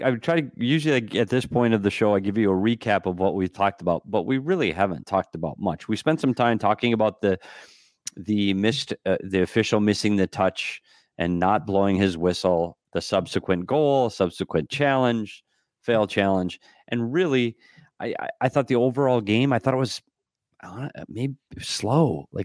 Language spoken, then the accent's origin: English; Bemidji, Minnesota, United States; Up in Bemidji, my hometown. 2 feet this weekend.